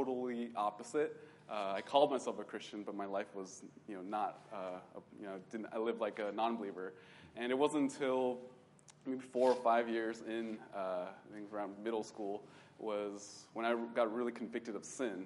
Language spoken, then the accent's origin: English; Bay Area, California, United States; I grew up in the Bay Area